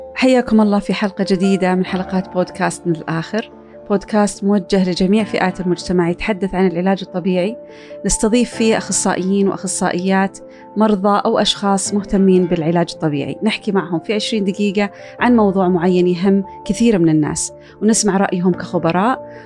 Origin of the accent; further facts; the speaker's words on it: Saudi Arabia; عندنا في السعوديه